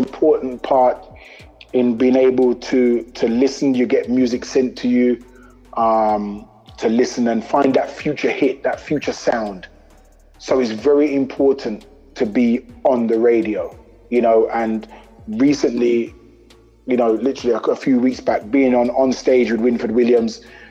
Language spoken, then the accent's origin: English; London, United Kingdom; I represent E5. E5 we represent, which is East London.